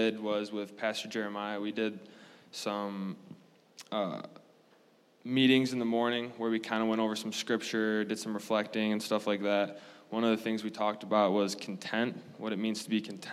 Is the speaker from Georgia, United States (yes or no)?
no; Zeeland, Michigan, United States; I'm from Zeeland, Michigan, from the other side of the state